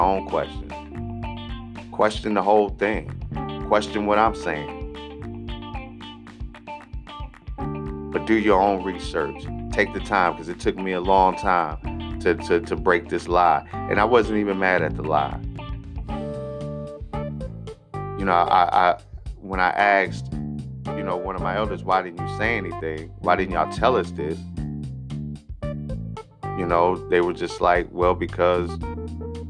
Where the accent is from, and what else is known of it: United States